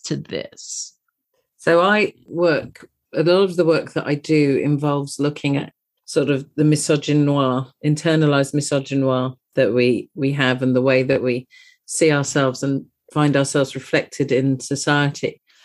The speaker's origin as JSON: {"language": "English", "country": "United Kingdom", "said": "You can possibly tell from my accent that I'm from across the pond."}